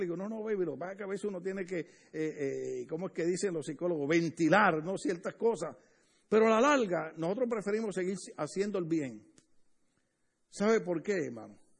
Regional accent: Puerto Rico; now in Los Angeles area, United States; casi toda la familia, en mi país casi toda la familia

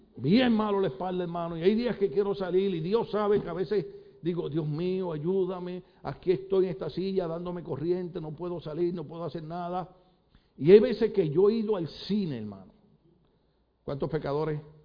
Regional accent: Puerto Rico; moved away; yo soy de Puerto Rico

